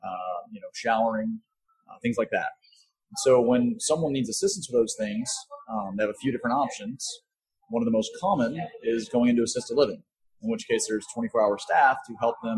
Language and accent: English; Dallas, Texas, United States; coming to Dallas. You know, it's my hometown